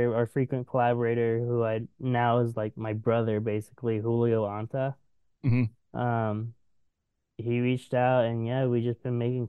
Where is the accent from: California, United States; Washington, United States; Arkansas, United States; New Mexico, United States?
Washington, United States; now in Portland, United States; I'm from Washington